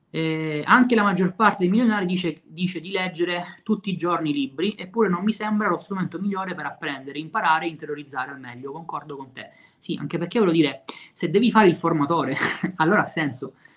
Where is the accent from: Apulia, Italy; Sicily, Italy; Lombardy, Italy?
Sicily, Italy; Messina; anche io sono di Messina